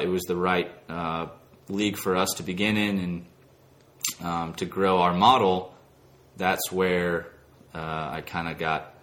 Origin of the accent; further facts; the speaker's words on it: Dallas, Texas, United States; moved away as an adult; now in Greenville, United States; grew up in Dallas, Texas